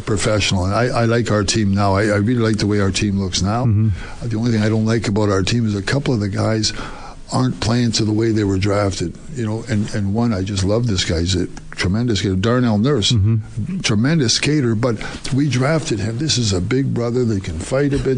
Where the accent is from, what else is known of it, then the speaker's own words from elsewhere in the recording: Alberta, Canada; I'm from Alberta